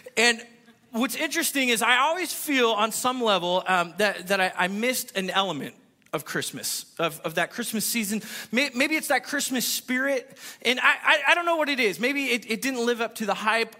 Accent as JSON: {"language": "English", "region": "California", "country": "United States", "moved": "yes", "said": "I'm from California"}